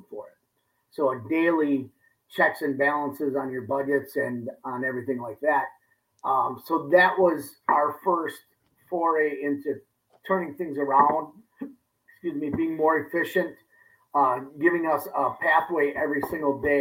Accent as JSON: {"language": "English", "town": "Kewaskum", "region": "Wisconsin", "country": "United States", "tie": "born or raised there", "also_born_or_lived": "Germantown, Wisconsin", "moved": "yes", "lives_now": "West Allis, United States", "said": "my hometown, Kewaskum"}